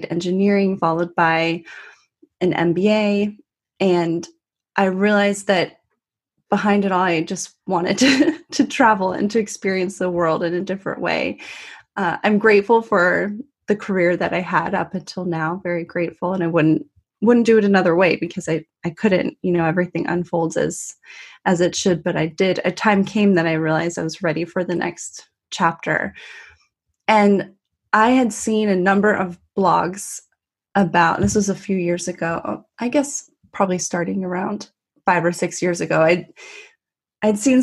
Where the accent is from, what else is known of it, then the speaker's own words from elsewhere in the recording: Northern California, United States; moved away as an adult; now in London, United Kingdom; I'm an American. I'm originally from Northern California, and right now I've been living in London for about a year and a half